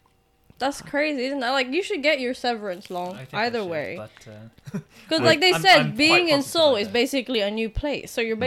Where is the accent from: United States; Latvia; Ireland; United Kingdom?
United Kingdom; England; moved away as an adult; now in South Korea; I'm from England